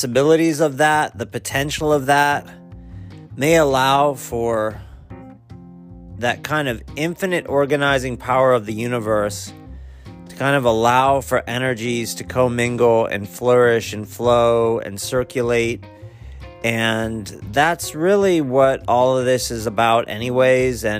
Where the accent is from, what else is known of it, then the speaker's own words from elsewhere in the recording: Akron, Ohio, United States; I was born in Akron